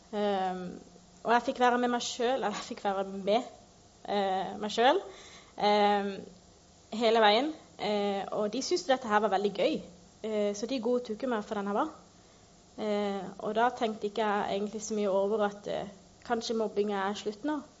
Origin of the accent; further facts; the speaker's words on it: Northern Norway, Norway; Jeg kommer egentlig fra Nord-Norge, så jeg bare bytta med dialekter.